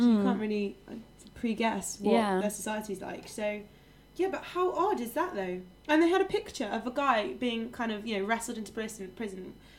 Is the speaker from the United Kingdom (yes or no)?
yes; England, United Kingdom; I'm an English, I don't even know.